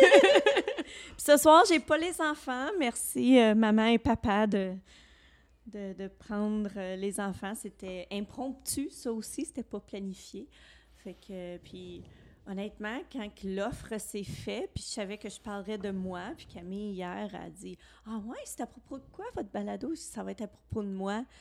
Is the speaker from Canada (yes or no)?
yes; Alexandria, Ontario, Canada; moved away as an adult; mon village. Quand je l'ai quitté à 19 ans